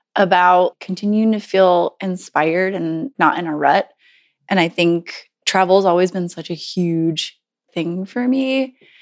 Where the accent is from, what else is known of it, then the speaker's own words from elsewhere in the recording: Southern Virginia, United States; moved away; I'm from Southern Virginia